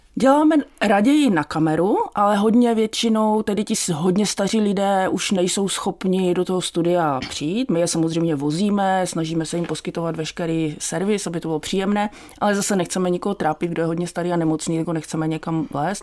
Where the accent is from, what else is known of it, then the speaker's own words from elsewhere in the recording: Ostrava, Moravian-Silesian Region, Czechia; z toho dětství v Ostravě